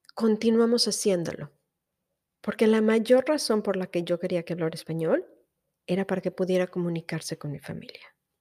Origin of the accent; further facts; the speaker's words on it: Mexico; moved away as an adult; yo soy mexicana y que estoy orgullosa de ser mexicana